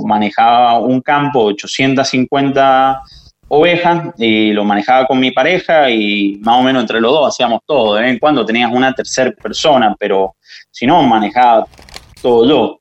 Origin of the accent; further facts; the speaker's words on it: San Juan, Argentina; Yo soy de San Juan